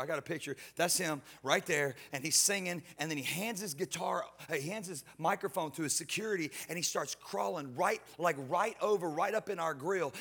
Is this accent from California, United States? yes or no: no; Houston, Texas, United States; I'm from Houston